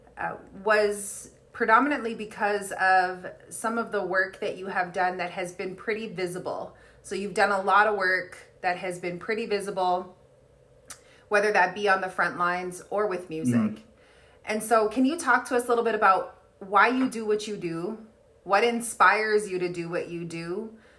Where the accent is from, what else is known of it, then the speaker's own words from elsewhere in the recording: Kehewin Cree Nation, Alberta, Canada; I'm from the Kihiwin Cree Nation right here in Treaty 6 territory